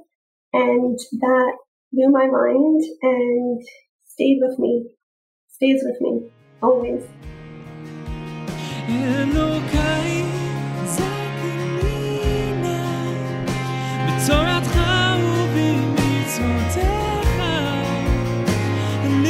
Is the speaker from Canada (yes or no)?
yes; Toronto, Ontario, Canada; I'm from Toronto, Canada.